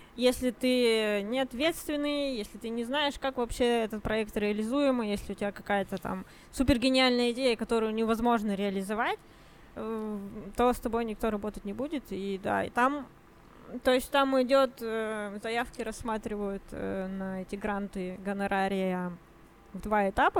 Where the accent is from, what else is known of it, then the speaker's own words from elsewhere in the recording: Yekaterinburg, Sverdlovsk Oblast, Russia; мы из Екатеринбурга